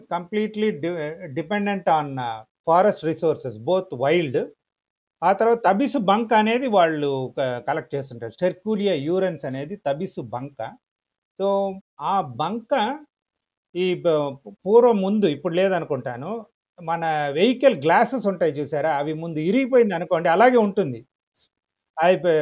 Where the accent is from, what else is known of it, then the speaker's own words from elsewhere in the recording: Chennai, Tamil Nadu, India; మద్రాసులో పుట్టి పెరిగినా కూడా మా ఫాదర్ది నర్సింగాపురం అని చంద్రగిరి దగ్గర ఒక విలేజ్ మదర్ది పుంగనూరు మదనపల్లి దగ్గర